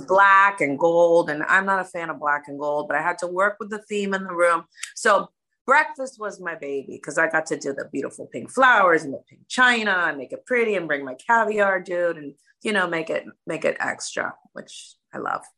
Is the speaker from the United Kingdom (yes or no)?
no; Miami, Florida, United States; I'm the only American girl on the cast from Miami.